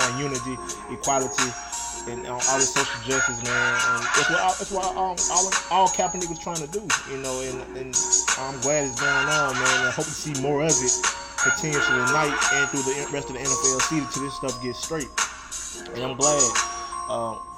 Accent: Alabama, United States; Alabama, of course, again, in my home state

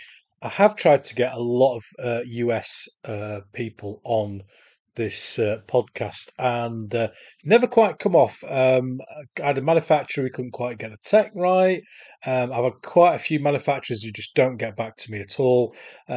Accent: Solihull, West Midlands, United Kingdom; I'm from Solihull in the West Midlands in the UK. So we're going to America to talk to a Brit.

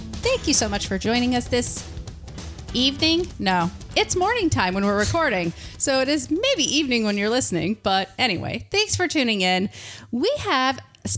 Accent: Michigan, United States; now in Florida, United States; I grew up in Michigan.

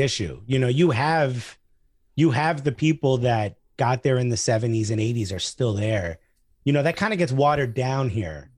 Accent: United States; English is a second language; also born or lived in Newark; I'm from the New York area

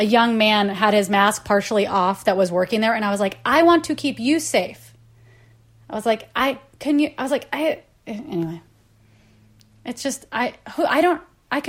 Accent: Kansas, United States; growing up in Kansas and having like cowboys go to my school

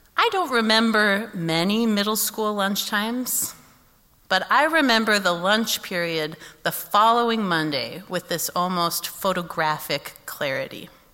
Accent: Kansas City, United States; moved away as an adult; I had not lived in Kansas City since I was 18

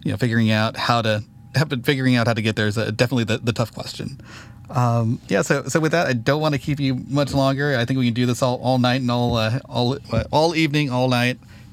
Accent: Santa Ana, California, United States; I grew up a nerd in Santa Ana

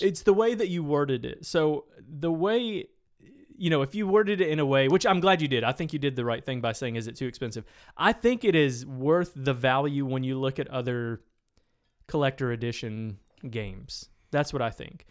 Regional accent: Tennessee, United States; moved away; I went to high school in Tennessee, small town Tennessee.

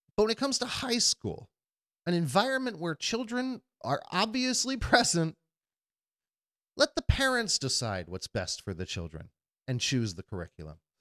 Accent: United States; as an American and a patriot

